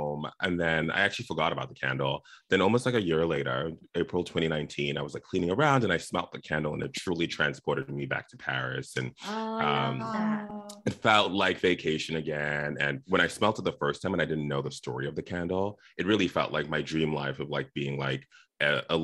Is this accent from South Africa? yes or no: yes; South Africa; also born or lived in Zimbabwe; now in Los Angeles, United States; I was born in Zimbabwe. I grew up in South Africa, very far away from La La Land, where I live now.